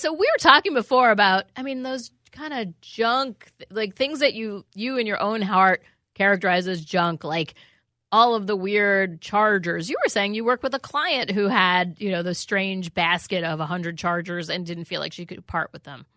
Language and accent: English; New York City, New York, United States; I grew up in New York City